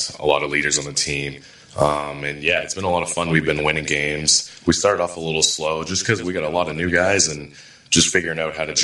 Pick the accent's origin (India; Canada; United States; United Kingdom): Canada; outside of Toronto, Ontario; growing up outside of Toronto